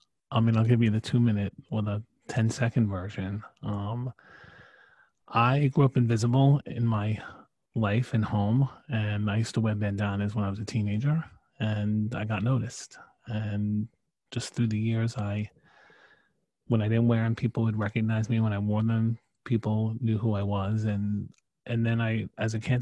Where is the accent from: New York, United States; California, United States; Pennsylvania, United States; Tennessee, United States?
New York, United States; New York City; also born or lived in Staten Island, New York / Canada (mother's ancestry); I grew up in Brooklyn, New York